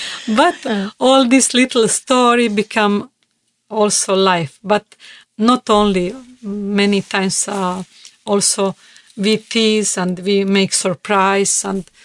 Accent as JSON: {"language": "English", "country": "Bosnia & Herzegovina", "second_language": "English", "said": "I am from Yugoslavia and communism"}